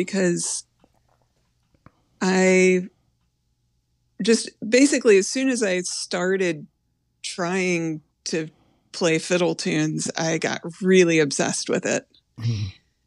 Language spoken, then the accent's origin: English; Indiana, United States; moved away as an adult; also born or lived in North Carolina; I moved from Indiana to North Carolina to go to college.